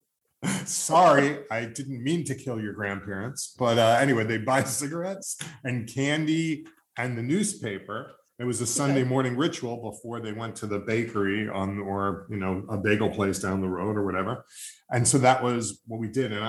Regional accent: Long Island, New York, United States; growing up on Long Island, we had Jews, Italians, and some Irish people

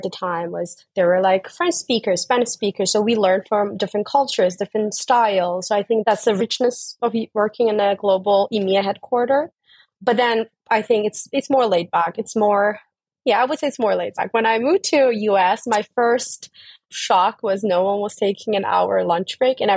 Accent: Turkey; moved away as an adult; also born or lived in Dublin, Ireland / United States; I'm originally from Turkey, so I started my career in Turkey

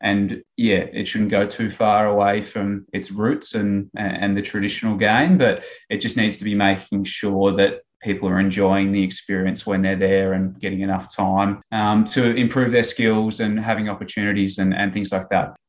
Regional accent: Ballarat, Victoria, Australia; I grew up sort of in Ballarat and played my um, country junior footy with, with Lake Wendouree

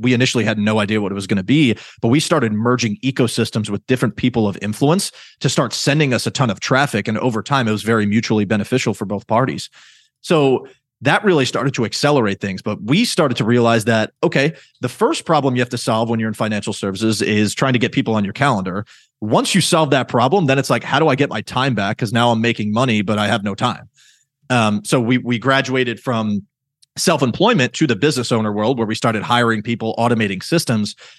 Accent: New York, United States; I'm from New York

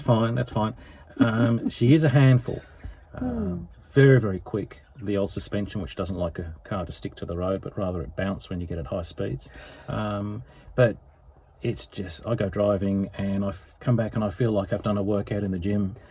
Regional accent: England, United Kingdom; moved away as an adult; now in Melbourne, Australia; I was born in England

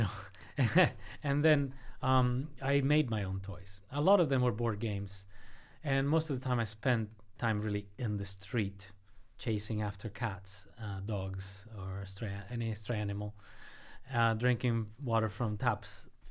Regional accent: Havana, Cuba; moved away as an adult; now in United States; I grew up in Havana, not very far from the southernmost city in Florida

